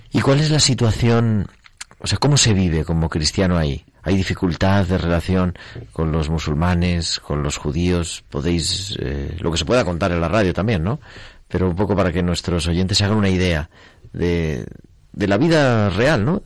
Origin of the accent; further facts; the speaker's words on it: Bethlehem, Palestine; Spanish is a second language; also born or lived in Beit Sahour; soy de Belén